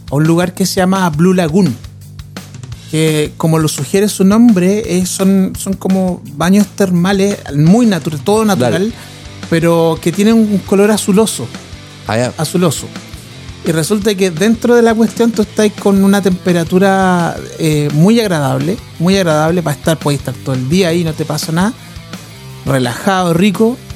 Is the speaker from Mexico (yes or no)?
no; Chile; Y, lo miramos y dije sí, yo también soy chileno.